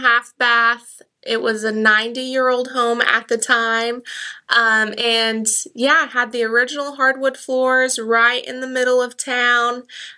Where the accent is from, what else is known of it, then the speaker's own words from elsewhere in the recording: Tahlequah, Oklahoma, United States; also born or lived in Keys, Oklahoma / Woodall, Oklahoma; I've always lived in Cherokee County. Of course, Tahlequah is the biggest of that area, so I say I'm from Tahlequah, but I've lived in Keys, Woodall, you know, the smaller. Hobart. That's where a lot of my family's from